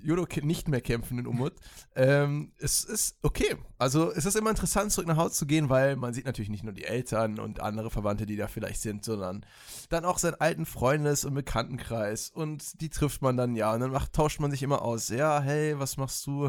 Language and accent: German; Münster, North Rhine-Westphalia, Germany; now in Stuttgart, Germany; ja, Münster Boy